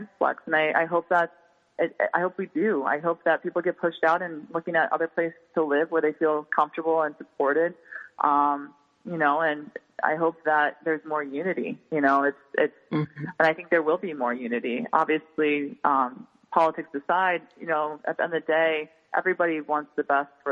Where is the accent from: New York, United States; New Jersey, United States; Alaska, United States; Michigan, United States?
New York, United States; New York City; New Yorkers always feel like we're always a New Yorker forever